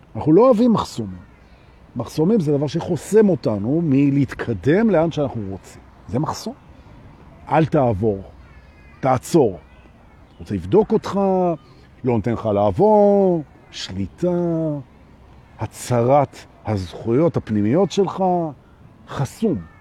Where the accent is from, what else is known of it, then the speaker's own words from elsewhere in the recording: Jerusalem, Jerusalem District, Israel; אני גדלתי בירושלים של שנות ה-שבעים